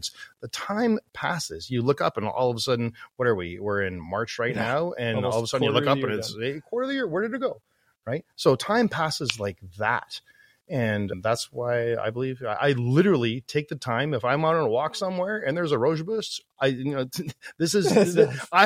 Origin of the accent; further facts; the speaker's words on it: Toronto Niagara Falls area, Ontario, Canada; moved away as an adult; now in Calgary, Canada; I'm originally from the Toronto Niagara Falls area, and I moved out west, left my family, left my friends, and everything that I knew growing up as a kid